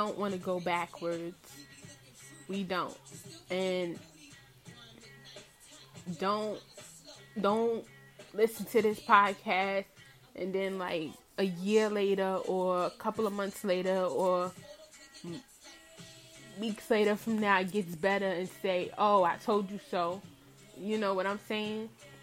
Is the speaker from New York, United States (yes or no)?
yes; New York City, New York, United States; I'm from Brooklyn, Brooklyn, New York, Bed-Stuy.